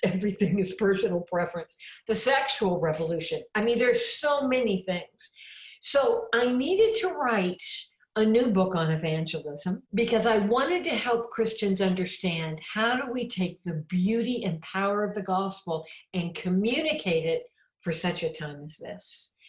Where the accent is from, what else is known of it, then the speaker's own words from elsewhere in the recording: Champaign, Illinois, United States; I'm from Champaign, Illinois. That's my hometown.